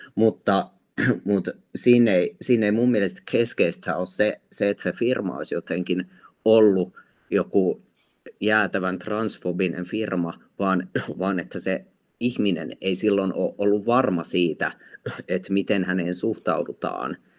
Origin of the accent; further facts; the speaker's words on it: Lappeenranta, South Karelia, Finland; mä itse olen Lappeenrannasta kotoisin ja mä muistan silloin, kun mä olin lukiossa